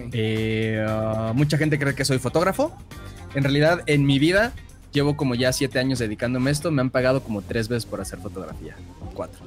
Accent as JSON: {"language": "Spanish", "region": "Mexico City", "country": "Mexico", "tie": "born or raised there", "said": "yo soy de la Ciudad de México y nací en la Ciudad de México y pues de acá soy"}